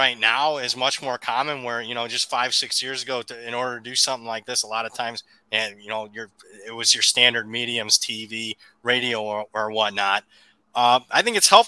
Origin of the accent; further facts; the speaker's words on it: Big Ten country, Midwest, United States; moved away; I grew up in Big Ten country